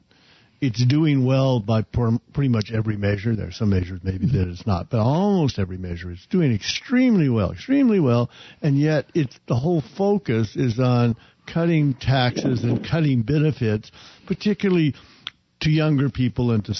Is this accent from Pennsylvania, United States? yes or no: no; Oklahoma, United States; now in Arizona, United States; when I grew up in Oklahoma